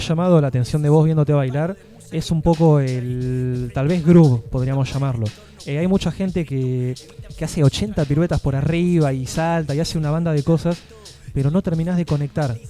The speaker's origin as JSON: {"language": "Spanish", "town": "Tres Arroyos", "region": "Buenos Aires Province", "country": "Argentina", "moved": "yes", "lives_now": "Tandil, Argentina", "said": "siendo de Tres Arroyos"}